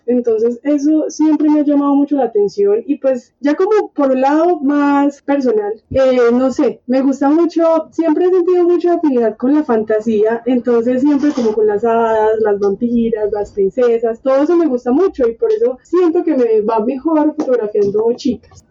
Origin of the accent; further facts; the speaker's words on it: Colombia; porque somos colombianos